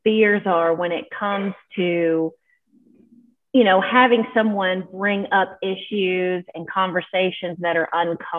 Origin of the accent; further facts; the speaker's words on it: West Tennessee, United States; I grew up in the South in West Tennessee in a family that a lot of racism in the family history and in the area.